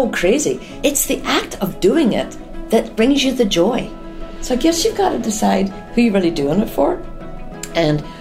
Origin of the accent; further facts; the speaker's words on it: Newry, Northern Ireland, United Kingdom; moved away as an adult; also born or lived in London, England; now in Atlanta, United States; From Northern Ireland. I was born in a little town called Newry in County Down